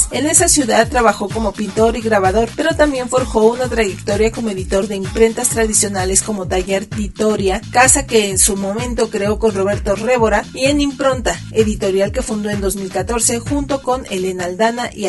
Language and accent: Spanish; Mexico; Vaya, como mexicanos desde hace 15 años estamos inmersos en la guerra contra el narco que inició Calderón.